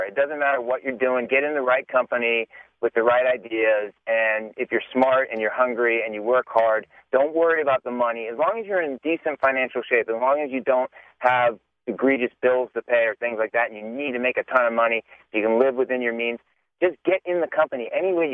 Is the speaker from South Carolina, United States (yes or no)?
no; Los Altos, California, United States; growing up in the Bay Area, I grew up in Los Altos